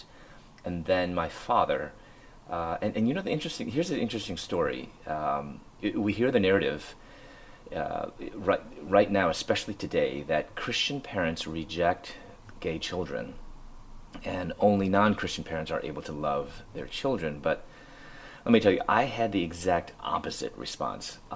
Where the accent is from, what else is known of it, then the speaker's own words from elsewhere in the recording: Chicago, Illinois, United States; moved away as an adult; also born or lived in Louisville, Kentucky / Atlanta, Georgia; And so I moved from Chicago to Louisville, Chicago, where I'm from.